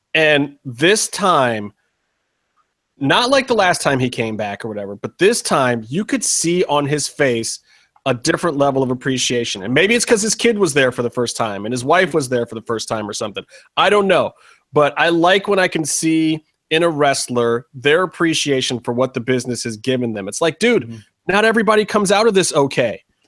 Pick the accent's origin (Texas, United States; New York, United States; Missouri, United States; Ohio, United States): Ohio, United States; Cleveland; now in Los Angeles, United States; I'm originally from Cleveland. I've been in LA a long time.